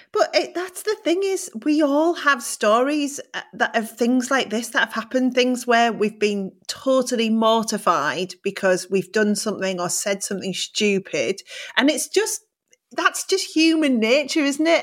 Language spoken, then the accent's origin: English; Middlesbrough, North East England, United Kingdom; moved away; also born or lived in Newcastle; I was actually born in Newcastle, but I grew up in Middlesbrough